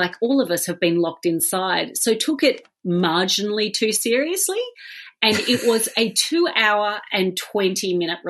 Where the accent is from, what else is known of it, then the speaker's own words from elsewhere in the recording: Australia; Being Australian, we take culture from both of those